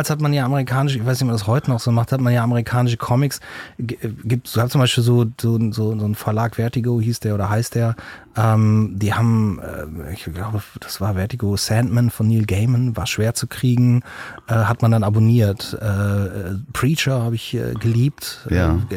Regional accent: Brühl, North Rhine-Westphalia, Germany; also born or lived in Köln; Ich bin geboren in Köln und bin dann, äh, meine Eltern sind dann äh, recht früh nach Brühl rausgezogen in so ein, meine Eltern hören das ja nicht, in so einen Plattenbau.

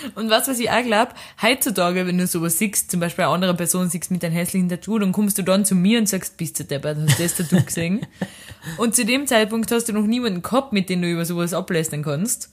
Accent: Austria; now in Lisbon, Portugal; wo ich herkomm. Österreich

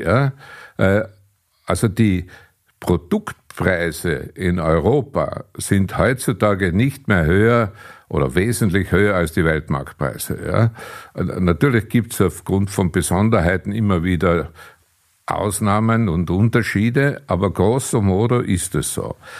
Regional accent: Austria

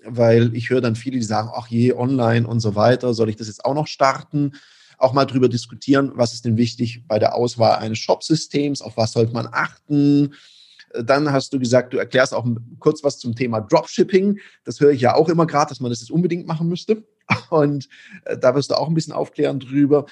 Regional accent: Stuttgart, Baden-Württemberg, Germany; als gebürtiger Stuttgarter

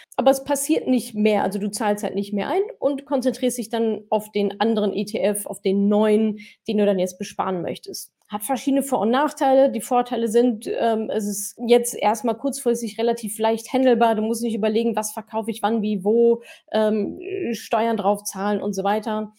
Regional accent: Canada; German is a second language; moved away; Ich komme ursprünglich aus Kanada

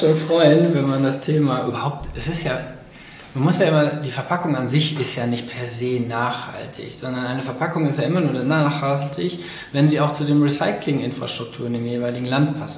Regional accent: Cologne, North Rhine-Westphalia, Germany; ich komme ja aus Köln, aus der Innenstadt irgendwo und mein ganzer Freundeskreis ist im Endeffekt auch hier

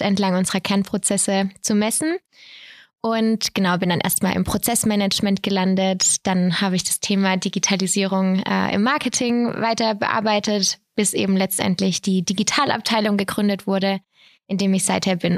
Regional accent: Bad Mergentheim, Baden-Württemberg, Germany; Ich komme hier aus Bad Mergentheim

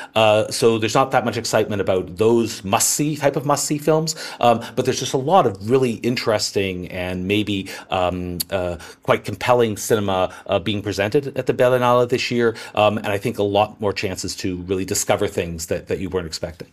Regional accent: Canada; I'm Canadian

